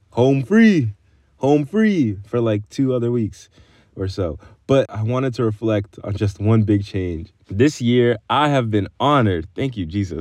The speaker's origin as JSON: {"language": "English", "town": "Boston", "region": "Massachusetts", "country": "United States", "tie": "born or raised there", "said": "my background growing up in Hyde Park. It's a small neighborhood in Boston, Massachusetts"}